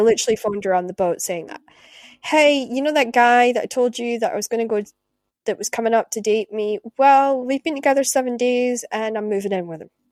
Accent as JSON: {"language": "English", "area": "Shetland", "region": "Scotland", "country": "United Kingdom", "tie": "born or raised there", "moved": "yes", "said": "growing up in Shetland"}